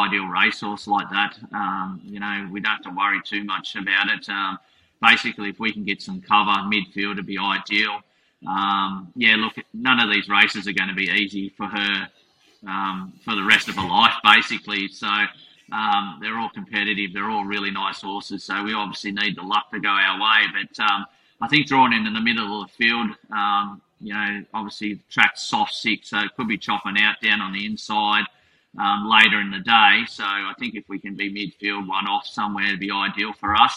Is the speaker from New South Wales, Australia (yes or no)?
no; Maroochydore, Queensland, Australia; moved away as an adult; also born or lived in Canberra; my hometown of Maroochydore